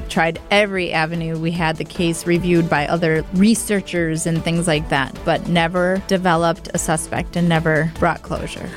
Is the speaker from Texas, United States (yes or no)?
no; Milwaukee, Wisconsin, United States; this incredible sense of community you had growing up in Milwaukee in our neighborhoods